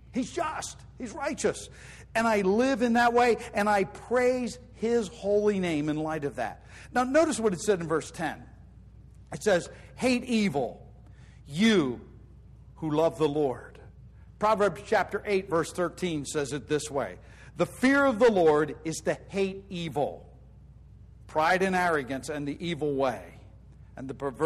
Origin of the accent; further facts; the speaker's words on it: United States; I'm an American citizen.